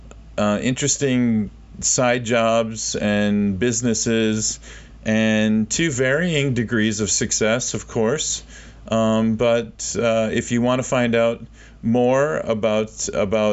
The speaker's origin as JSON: {"language": "English", "region": "Minnesota", "country": "United States", "moved": "as an adult", "lives_now": "South Korea", "said": "I'm from Minnesota"}